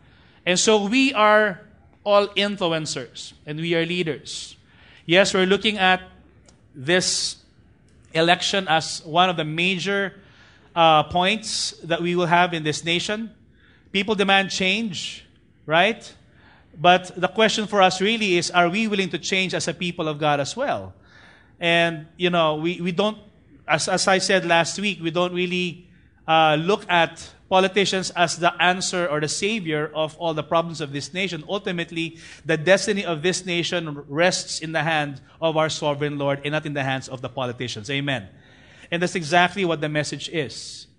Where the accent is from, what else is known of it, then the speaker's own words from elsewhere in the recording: Parañaque, Metro Manila, Philippines; You know, in fact, I grew up in BF in Tahanan Village. There's actually an organization or association among the tricycle drivers. Whether you're the president of a TODA or the SATA or whatever in Parañaque